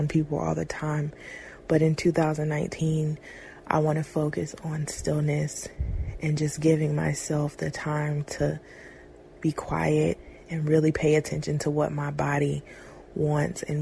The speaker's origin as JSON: {"language": "English", "town": "Fayetteville", "region": "North Carolina", "country": "United States", "said": "I am 23 years old and I am from Fayetteville, North Carolina."}